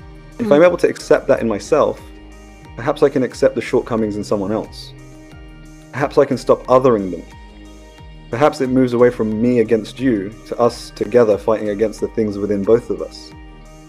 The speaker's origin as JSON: {"language": "English", "country": "United Kingdom", "tie": "born or raised there", "said": "I was cultivated in India, but I was born in Britain"}